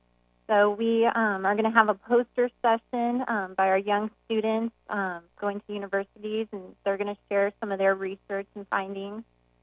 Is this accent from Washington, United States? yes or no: yes; Walla Walla, Washington, United States; born or raised there